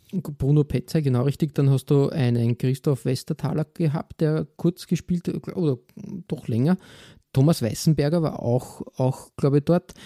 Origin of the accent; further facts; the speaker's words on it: Austria; als Österreicher